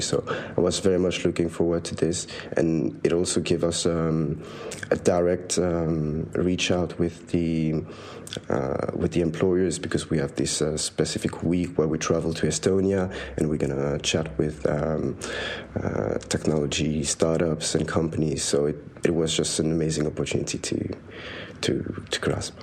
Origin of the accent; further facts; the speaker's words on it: Switzerland; moved away as an adult; now in London, United Kingdom; I am from Switzerland. I'm studying in London.